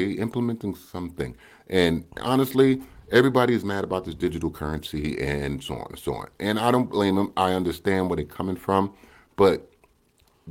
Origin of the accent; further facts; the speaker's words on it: United States; I'm American.